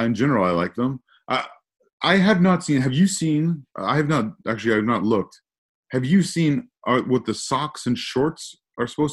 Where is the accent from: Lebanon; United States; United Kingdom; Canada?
Canada; York Region, Ontario; I spent a significant part of my life living and growing up in the York region, my formative middle school and high school years